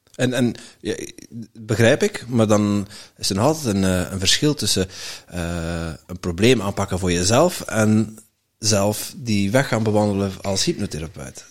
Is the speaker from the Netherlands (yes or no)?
yes; Netherlands; now in Belgium; ik ben een, een Hollander